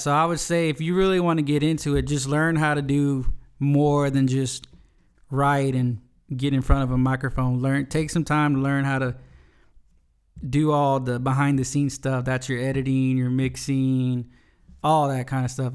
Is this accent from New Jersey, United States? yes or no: no; Smiley, Texas, United States; also born or lived in Nixon, Texas; I'm originally, I'm from South Texas, from a little town called Smiley